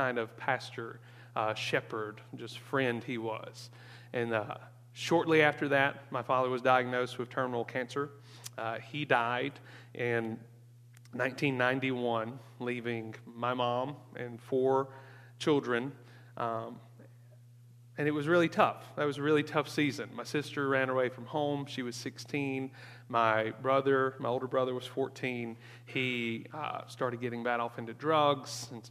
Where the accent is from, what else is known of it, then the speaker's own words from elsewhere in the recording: Mississippi, United States; Born and raised in Mississippi, grew up in the shadow of my grandfather